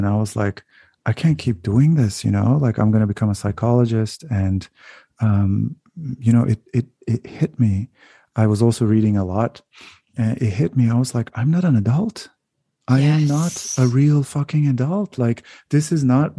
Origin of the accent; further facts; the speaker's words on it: Turkey; moved away as an adult; also born or lived in United States / Canada; now in Netherlands; growing up in Turkey and then going to different countries when I was so young, and then coming back